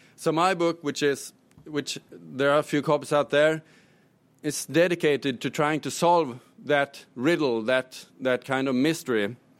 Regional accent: Sweden; my home country, Sweden

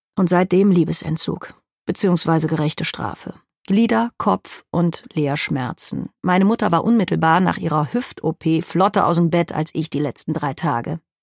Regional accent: Cologne, North Rhine-Westphalia, Germany; Als Kölnerin

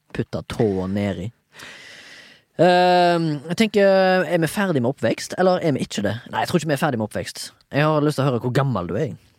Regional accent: Haugesund, Rogaland, Norway; Jeg er født og oppvokst i Haugesund

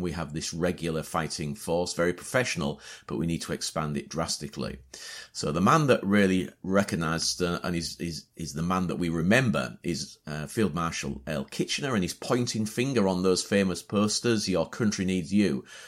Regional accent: Hull, Yorkshire and the Humber, United Kingdom; also born or lived in Beverley; My father was born in Hull as well, my grandfather. So yeah, so Hull's my hometown.

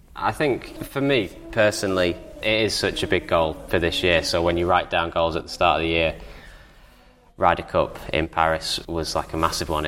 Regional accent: Southport, North West England, United Kingdom; I grew up in Southport, which is a pretty big golfing town anyway

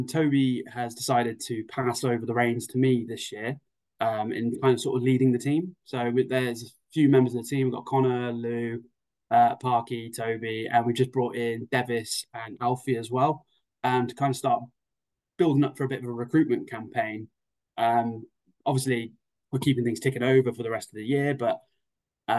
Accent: England, United Kingdom; Unfortunately, I am full English as far as I go, so it's not something for me to celebrate.

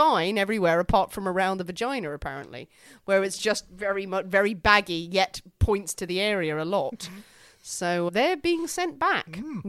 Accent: Ireland; I'm Irish Catholic.

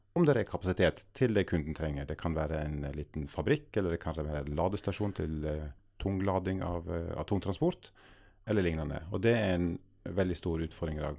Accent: Agder, Norway; Agder, der jeg er fra i utgangspunktet

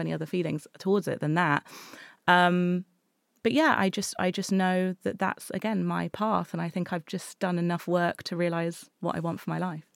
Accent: Exeter, South West England, United Kingdom; I grew up in Exeter.

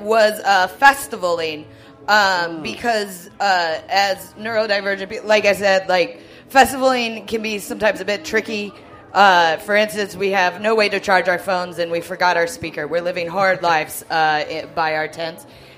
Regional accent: United States; now in United Kingdom; growing up in America

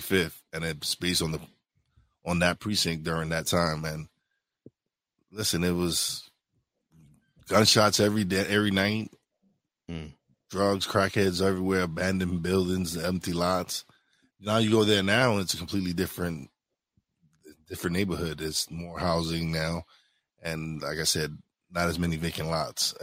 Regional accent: New York City, New York, United States; I was born and raised in East New York, Brooklyn

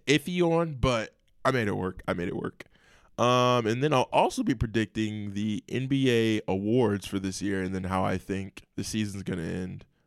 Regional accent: Indiana, United States; I am from Indiana.

